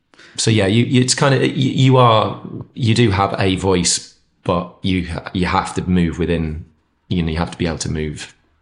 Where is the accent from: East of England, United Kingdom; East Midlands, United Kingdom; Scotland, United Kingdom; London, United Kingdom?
East of England, United Kingdom; moved away as an adult; now in North East England, United Kingdom; I was born in the Northeast, lived here till I was 4 or 5. My dad got a job down near, well, between Ipswich and Cambridge, so East Anglia. Grew up there till I was 18 and then came back up for uni and stuff and then stayed.